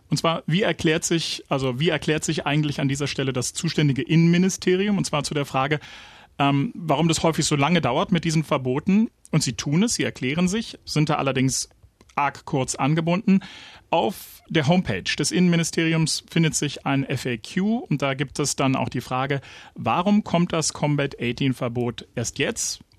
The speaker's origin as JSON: {"language": "German", "town": "Frankfurt", "region": "Brandenburg", "country": "Germany", "tie": "born or raised there", "said": "Frankfurt-Oder. Meine Heimatstadt. Ein Ort, den ich zwischendurch wirklich, wirklich gehasst habe."}